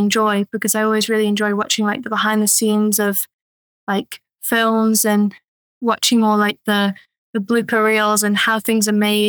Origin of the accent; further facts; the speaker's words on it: Isle of Man; moved away as an adult; now in Chester, United Kingdom; I grew up on the Isle of Man